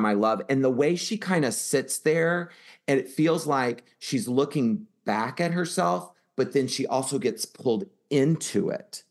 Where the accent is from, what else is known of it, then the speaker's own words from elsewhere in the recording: Houston, Texas, United States; in Houston, right, my hometown